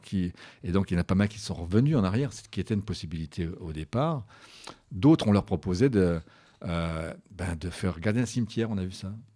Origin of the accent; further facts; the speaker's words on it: Belfort, Bourgogne-Franche-Comté, France; je suis de Belfort